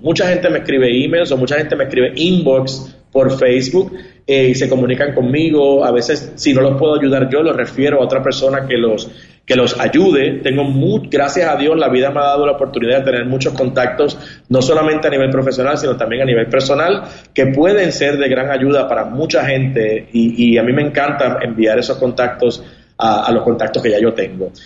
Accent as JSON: {"language": "Spanish", "country": "Puerto Rico", "tie": "born or raised there", "also_born_or_lived": "New York / Miami / Los Angeles / Spain", "moved": "as an adult", "said": "yo tengo la suerte o la bendición de haber nacido en Puerto Rico"}